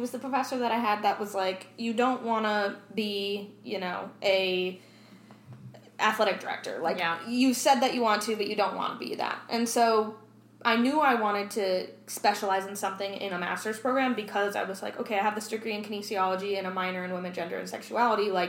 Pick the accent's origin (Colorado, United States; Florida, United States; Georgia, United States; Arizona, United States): Arizona, United States; born there; And I was born in Arizona. My dad still lives in Arizona.